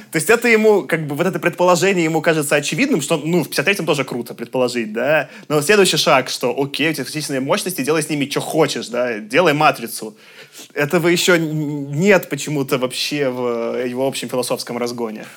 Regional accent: Belarus; я как белорус

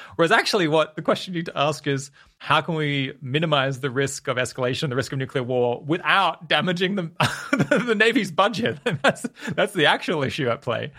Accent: Australia; I'm Australian

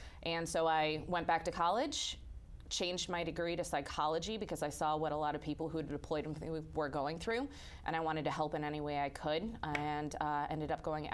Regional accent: outside Chicago, Illinois, United States; I grew up outside Chicago

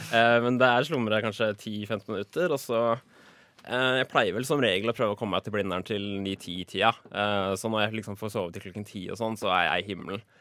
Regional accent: Drøbak, Akershus, Norway; moved away as an adult; also born or lived in Oslo; jeg er fra Drøbak.

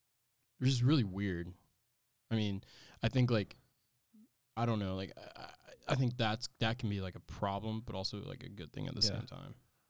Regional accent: Asheville, North Carolina, United States; moved away as an adult; now in Charlotte, United States; I'm from Asheville.

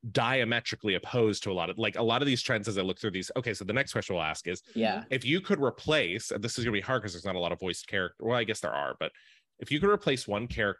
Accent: Appalachia and Western Pennsylvania, United States; I grew up poor in Appalachia and Western Pennsylvania.

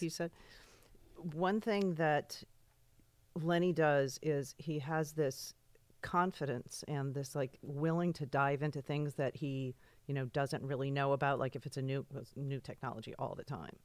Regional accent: East Hampton, New York, United States; moved away; also born or lived in California

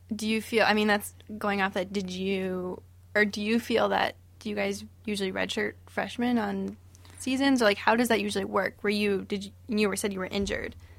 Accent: Florida, United States; moved away; I'm from Florida, so I gr-, grew up running in Florida

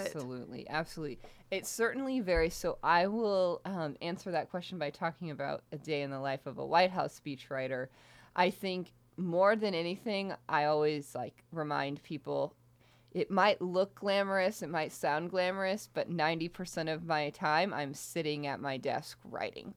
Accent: Houston, Texas, United States; moved away as an adult; also born or lived in Michigan; I'm from Houston, Texas

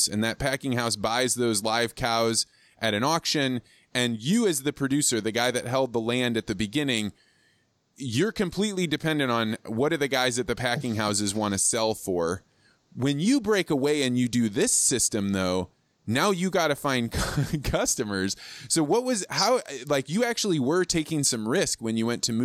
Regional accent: Midwest, United States; I grew up in the Midwest.

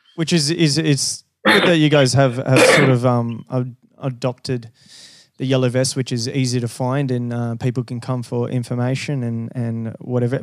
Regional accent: Brazil; also born or lived in Rio de Janeiro / Western Australia; now in Sydney, Australia; Brazil. So I was originally okay. from a little little farm.

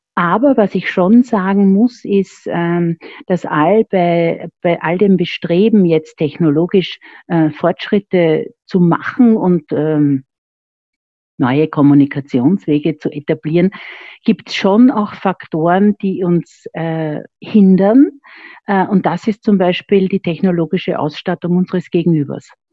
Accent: Vienna, Austria; Ich bin waschechte Wienerin

